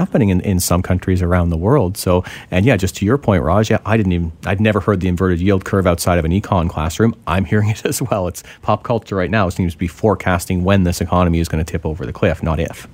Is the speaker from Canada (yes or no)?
yes; Ontario, Canada; now in British Columbia, Canada; I'm originally from Ontario, so I can speak to Ontario